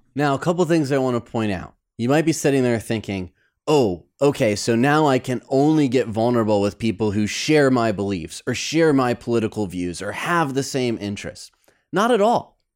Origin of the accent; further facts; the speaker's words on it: Midwest, United States; moved away as an adult; also born or lived in New York; now in Los Angeles, United States; Growing up in the Midwest